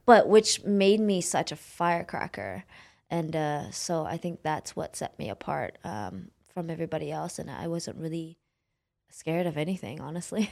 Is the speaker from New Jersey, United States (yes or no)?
no; Oakland, California, United States; also born or lived in San Jose, California; I grew up in Oakland, California